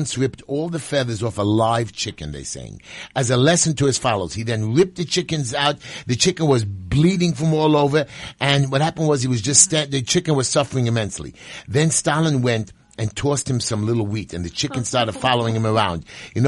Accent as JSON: {"language": "English", "region": "New York", "country": "United States", "said": "I'm a New Yorker"}